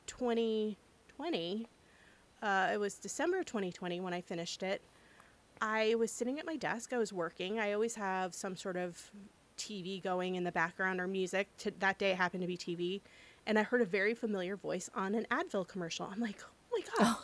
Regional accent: United States; being an American

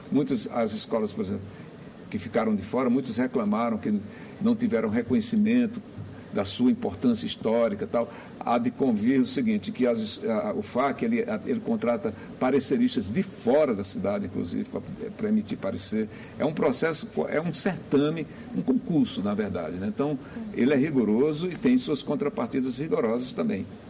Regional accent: Pernambuco, Brazil; now in Brasília, Brazil; eu sou pernambucano de nascimento

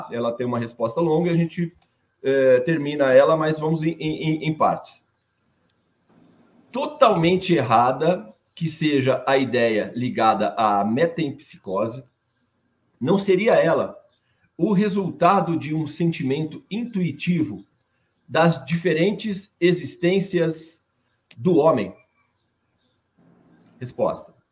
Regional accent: Franca, São Paulo, Brazil; nós somos de Franca, {S0} né, na cidade {S1} de Franca, no interior de São Paulo.

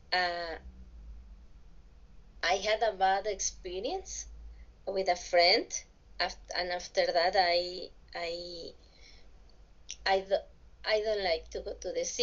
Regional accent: Villahermosa, Tabasco, Mexico; English is a second language; I was born in in a state of the Mexican Republic. I I'm from Tabasco, from Villahermosa

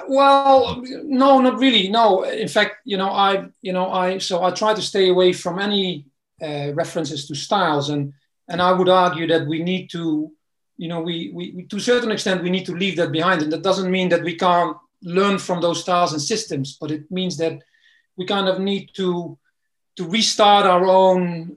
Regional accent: Netherlands; also born or lived in East London, United Kingdom; now in London, United Kingdom; I'm originally from the Netherlands. Came to the UK um, some time ago

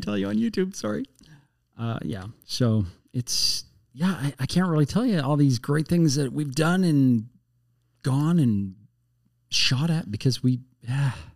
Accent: Canada; also born or lived in United States / Edmonton; I'm Canadian, but I don't speak French at all.

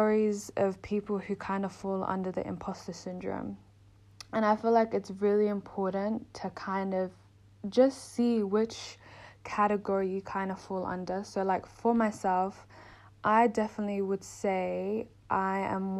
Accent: Melbourne, Victoria, Australia; moved away as an adult; now in London, United Kingdom; I'm in London. I'm originally from Melbourne, Australia.

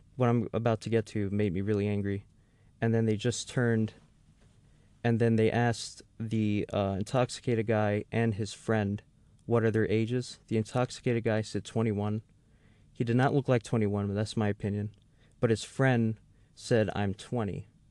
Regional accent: New York City, New York, United States; moved away; I'm actually from the Bronx area of, of New York City

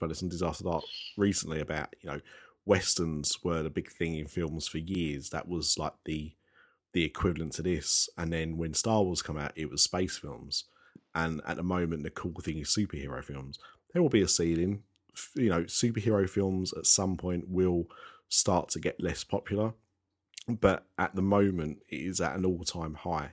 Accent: United Kingdom; as a Brit

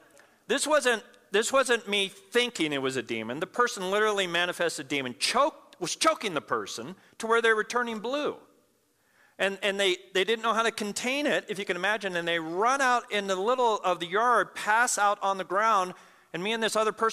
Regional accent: Pueblo, Colorado, United States; I grew up in Pueblo, Colorado

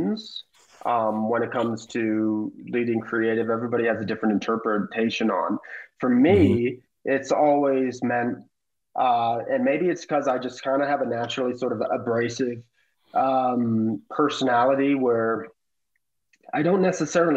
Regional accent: the Bay Area, California, United States; We're both from the Bay. We're both peninsula kids

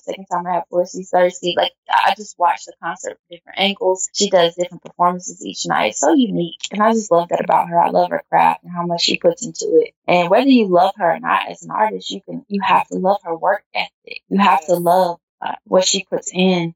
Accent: Nashville, Tennessee, United States; moved away; my hometown, to Nashville, Tennessee

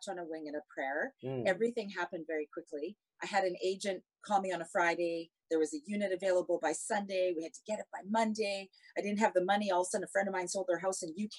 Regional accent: Canada; moved away as an adult; now in Singapore; I'm from Canada

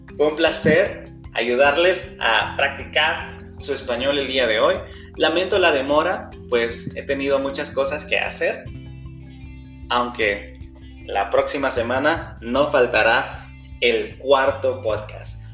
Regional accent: El Salvador; de El Salvador

